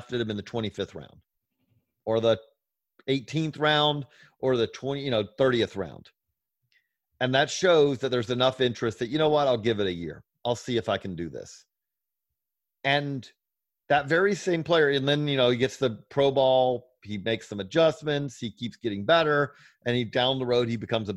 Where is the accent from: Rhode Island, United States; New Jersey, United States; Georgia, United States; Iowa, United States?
Georgia, United States; I'm from Georgia